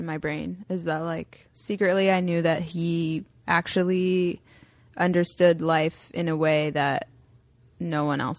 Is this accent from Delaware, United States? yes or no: yes; Delaware, United States